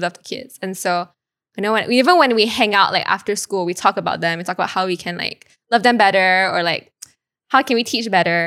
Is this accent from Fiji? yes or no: no; Kuching, Sarawak, Malaysia; I'm from Kuching, actually, East, East